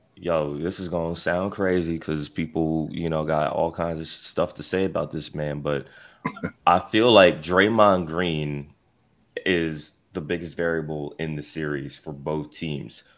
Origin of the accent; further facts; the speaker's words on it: Philadelphia, Pennsylvania, United States; now in Los Angeles, United States; I'm from Philadelphia to begin with, so like, um, you know my parents live around the airport